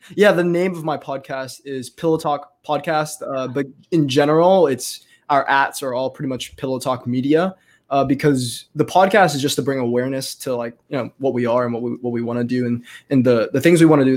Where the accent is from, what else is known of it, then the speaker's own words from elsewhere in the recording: Texas, United States; in our county, um, in my hometown here.